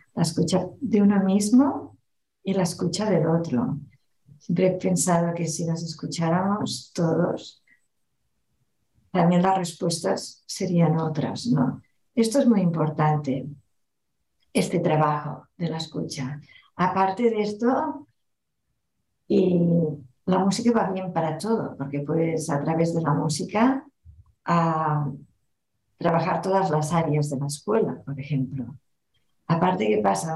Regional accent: Barcelona, Catalonia, Spain; first language Catalan; Spanish is a second language; En Barcelona eh, se habla mayoritariamente el catalán, es nuestro idioma materno

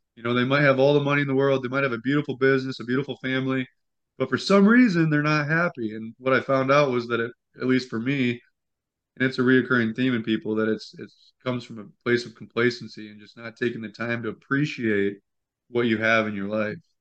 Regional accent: Midwest, United States; We're from the Midwest, and so it's naturally a penny-saving kind of lifestyle

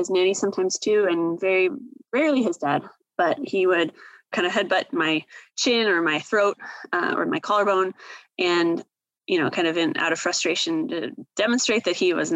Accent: Seattle, Washington, United States; I am originally from the Seattle area.

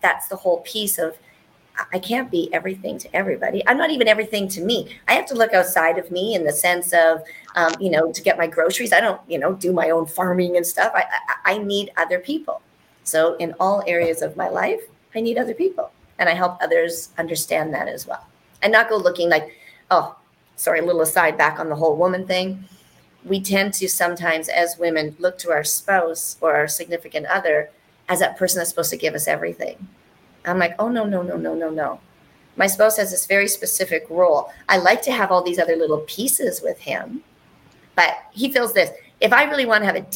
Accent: Canada; I'm Canadian

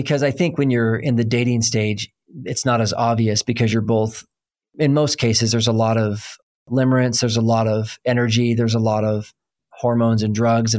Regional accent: Oklahoma, United States; I'm from Oklahoma, so I can translate just about any bungled word because they sound right to me

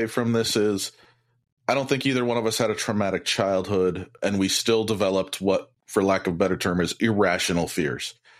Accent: Iowa City, Iowa, United States; I grew up in Iowa, near the University of Iowa

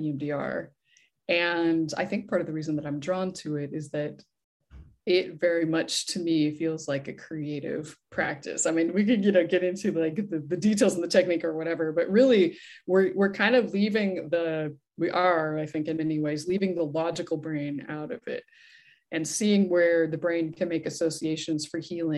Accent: Idaho, United States; now in San Diego, United States; I grew up in Idaho

